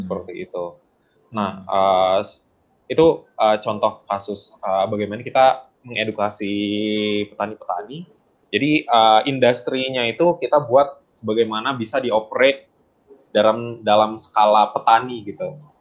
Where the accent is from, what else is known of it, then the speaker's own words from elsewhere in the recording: Bandung, West Java, Indonesia; also born or lived in West Sumatra; saya tinggal di Bandung, uh, saya aslinya orang uh, Sumatera Barat, orang Padang. Hmm. tapi saya memang lahir di Bandung. Jadi orang tua aslinya dari Sumatera Barat.